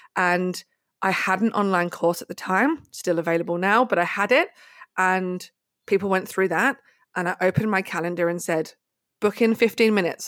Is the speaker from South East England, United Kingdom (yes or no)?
yes; High Wycombe, South East England, United Kingdom; university in my hometown in High Wycombe in the U K